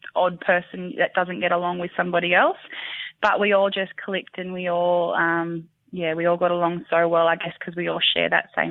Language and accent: English; Bega, New South Wales, Australia; I'm from Bega, born and bred from Bega